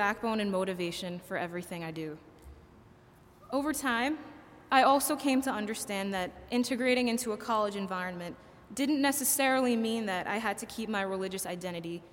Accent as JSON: {"language": "English", "country": "United States", "said": "Growing up in a South Asian community, I had developed an understanding of Islam that was culturally specific and didn't always accord with my situation as an American."}